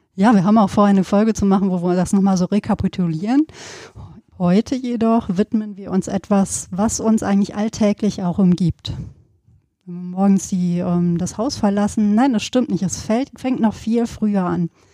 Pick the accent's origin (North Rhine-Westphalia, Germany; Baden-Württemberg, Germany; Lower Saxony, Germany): North Rhine-Westphalia, Germany; Sauerland; wir kommen ja auch beide aus Gegenden, du aus dem äh, Bergischen, ich aus dem Sauerland, wo es immer viel geregnet hat